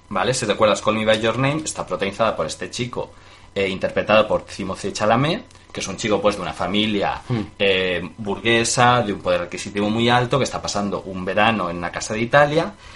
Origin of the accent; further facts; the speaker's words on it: Mérida, Extremadura, Spain; also born or lived in Galicia; yo de niño vivía en Mérida